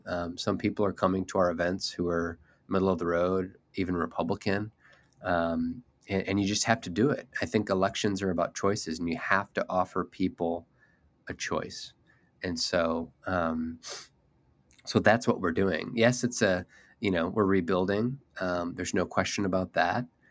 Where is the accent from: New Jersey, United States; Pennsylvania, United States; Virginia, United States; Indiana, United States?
Indiana, United States; here in, in my home state